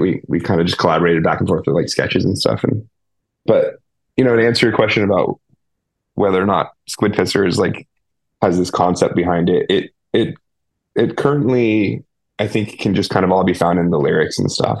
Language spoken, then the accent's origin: English; Petaluma, California, United States; my hometown. Like we had this place called the Phoenix Theater in Petaluma, California, in the Bay Area